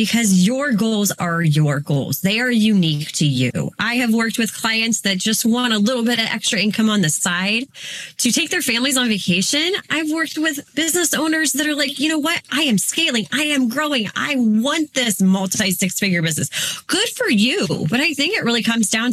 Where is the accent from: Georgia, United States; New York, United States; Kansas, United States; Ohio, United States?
Ohio, United States; Northeast; I am a mom from Northeast Ohio